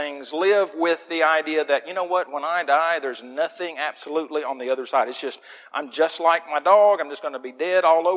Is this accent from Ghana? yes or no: no; Muskogee, Oklahoma, United States; now in Wetumpka, United States; the little town of Muskogee was a great place to grow up